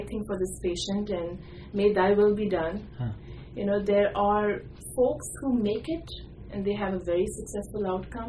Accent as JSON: {"language": "English", "country": "India", "tie": "born or raised there", "also_born_or_lived": "Houston / San Antonio", "moved": "as an adult", "said": "I was born and raised in India, did my medical school there, and I did training in Houston and San Antonio"}